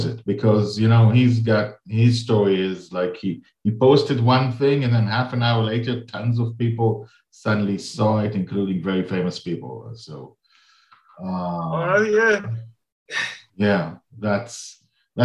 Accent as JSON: {"language": "English", "country": "Nigeria", "said": "I'm from Nigeria"}